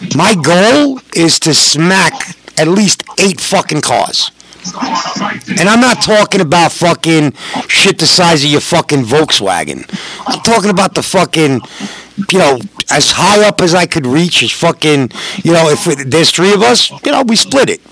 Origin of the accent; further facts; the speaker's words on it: New York, United States; I'm a New Yorker.